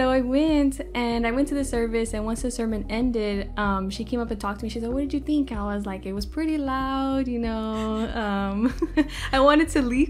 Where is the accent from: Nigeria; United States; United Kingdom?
United States; San Antonio, Texas; I'm from here, San Antonio. I was born here in Texas.